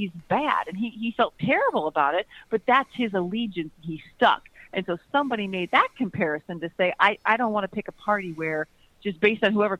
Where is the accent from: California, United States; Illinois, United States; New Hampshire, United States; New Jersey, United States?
Illinois, United States; Chicago; now in Florida, United States; I'm from the Midwest. I currently am in Florida, but I hail from Chicago